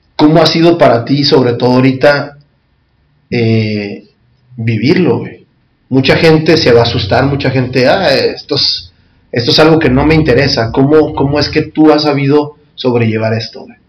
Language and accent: Spanish; Mexico; como cultura mexicana o prehispánica